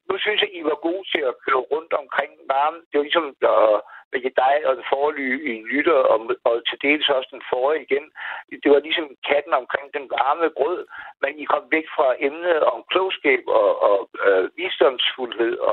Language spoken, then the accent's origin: Danish; Maribo, Zealand, Denmark; accent: Lolland; moved away as an adult; now in Copenhagen, Denmark; Jamen, jeg starter lollandsk. Jeg er fra Majebo.